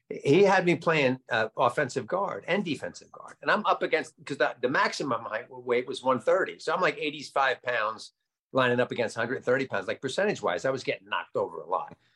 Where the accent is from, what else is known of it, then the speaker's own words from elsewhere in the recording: Nutley, New Jersey, United States; I had a bunch of friends that uh, lived on the other side of town, over on the other side of Center Street, uh, up the hill towards Bloomfield.